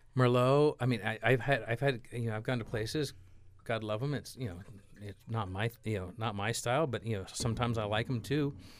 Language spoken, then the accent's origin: English; California, United States; I am from California